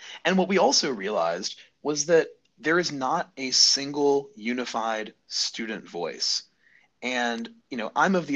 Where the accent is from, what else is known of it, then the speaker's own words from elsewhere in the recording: Birmingham, Alabama, United States; I'm a lifelong Alabama native. I grew up in Birmingham.